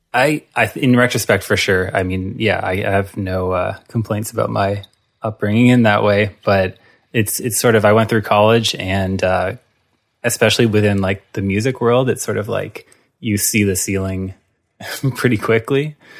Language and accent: English; Halifax, Nova Scotia, Canada; moved away; also born or lived in Hamilton; growing up in Halifax